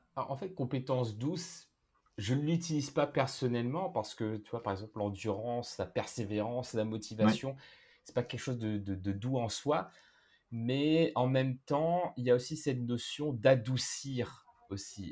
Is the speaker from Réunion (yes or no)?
yes; Réunion; moved away; je viens de la Réunion, j'ai vécu dans plusieurs pays